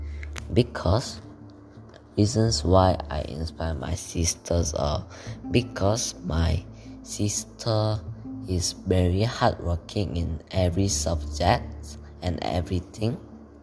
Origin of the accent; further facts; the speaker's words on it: South Korea; English is a second language; now in Malaysia; I am from Korea and I study in Malaysia International School